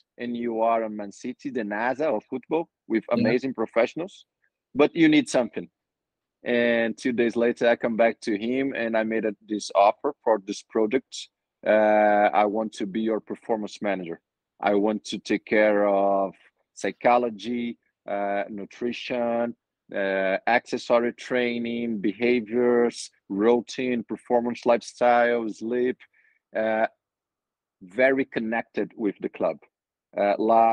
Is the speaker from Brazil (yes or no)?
yes; Brazil; English is a second language; moved away as an adult; now in London, United Kingdom; Today I live in UK, London, but I'm from Brazil.